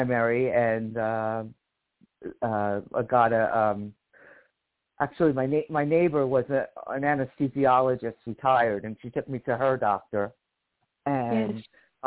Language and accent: English; Livingston, New Jersey, United States; now in Bakersfield, United States; I'm originally from Livingston, New Jersey, which is on the East Coast near New York. And I live here in Bakersfield.